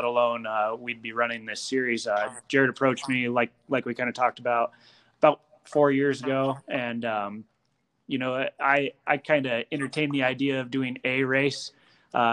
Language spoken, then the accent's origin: English; Northern Colorado, United States; moved away as an adult; now in Wyoming, United States; I grew up in Northern Colorado. I moved up to Wyoming, I guess, it's been about 10 years now, but that was where I lived for the first 22 years of life.